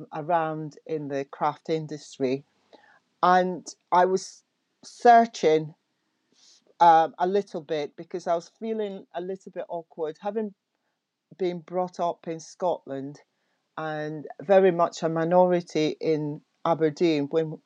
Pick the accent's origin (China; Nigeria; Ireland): Nigeria; which is where I'm from Nigeria